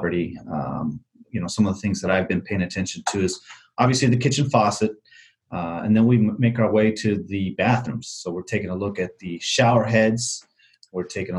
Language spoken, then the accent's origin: English; Arizona, United States; I grew up in Arizona